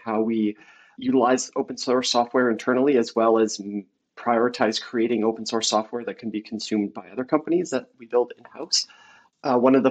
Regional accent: Canada; also born or lived in Vancouver, British Columbia; being Canadian, I'm based in Vancouver, BC, Canada.

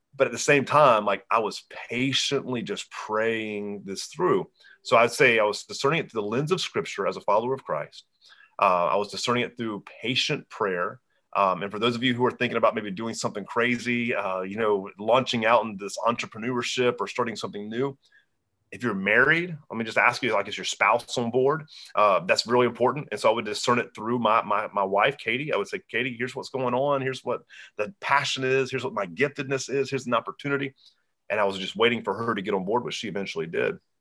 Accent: Hanahan, South Carolina, United States; my hometown, Hanahan, South Carolina

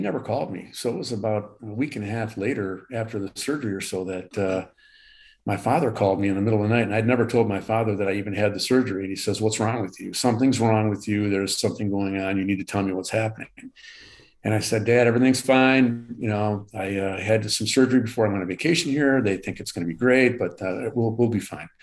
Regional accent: Southfield, Michigan, United States; also born or lived in Fenton, Michigan / Punta Gorda, Florida; I, uh, I live in Michigan. I, uh, grew up in Southfield, Michigan, uh, currently live in Fenton, Michigan

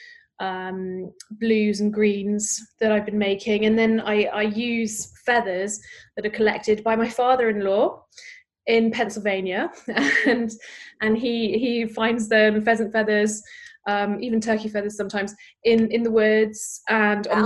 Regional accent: United Kingdom; now in United States; In British culture, I'm obviously from Britain

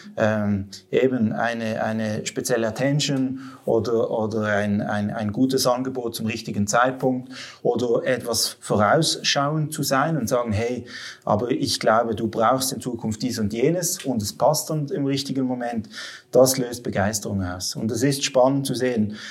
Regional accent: Western Switzerland, Romandy, Switzerland; also born or lived in Basel area; now in Basel, Switzerland; ursprünglich bin ich aus der Westschweiz

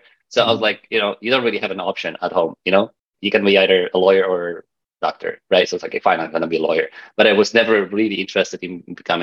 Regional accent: Poland; accent: Polish; now in Vancouver, Canada; my weird accent comes from the fact that I'm Polish. Polish, I live in Canada, in Vancouver

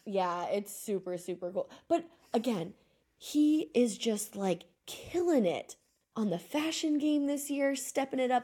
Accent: just outside of Austin, Texas, United States; now in Argentina; where I grew up in Texas, just outside of Austin.

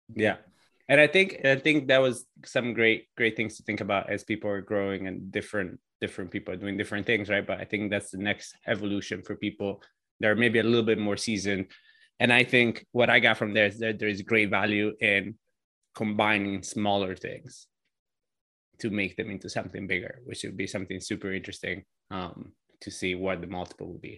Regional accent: Italy; now in United States; I immigrated to the states from Italy

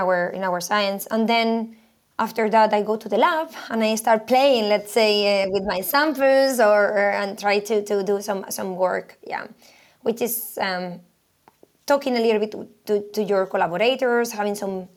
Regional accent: Spain; moved away as an adult; also born or lived in Sweden; I am originally from Spain. I did my PhD in there, and then I moved to Sweden.

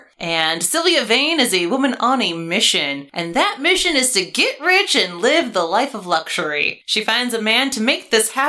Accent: Michigan, United States; I'm from Michigan.

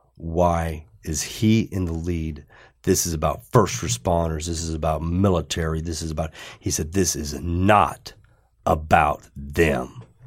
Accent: Johnstown, Ohio, United States; I was from Johnstown, Ohio.

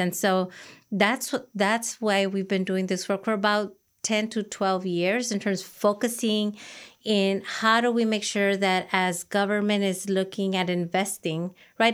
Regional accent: Los Angeles, California, United States; I am, uh, an Angelino native. I, um, am first generation born in Los Angeles

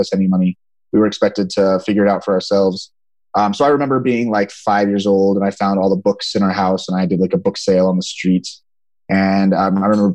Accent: a suburb of Sacramento, California, United States; I grew up in California. It's a little lower middle class town, a suburb of Sacramento

